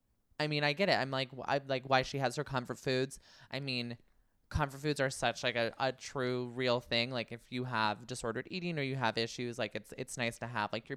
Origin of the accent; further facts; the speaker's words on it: Barstow, California, United States; I grew up in Barstow, which I was like, oh shit.